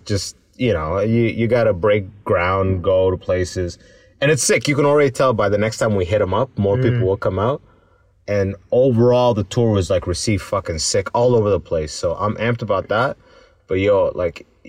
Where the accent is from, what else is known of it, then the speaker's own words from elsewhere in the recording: London, Ontario, Canada; moved away as an adult; now in Toronto, Canada; London, Ontario, my hometown